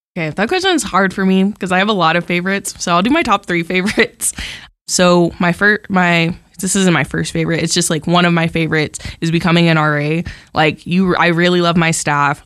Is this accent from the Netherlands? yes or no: no; Amarillo, Texas, United States; I'm from Amarillo, like, I live super close